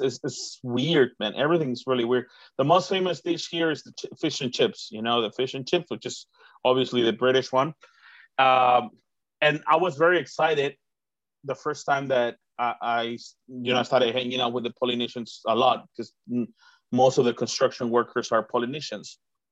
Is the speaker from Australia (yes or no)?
no; Mexico; I'm not American. I'm Mexican, so I obviously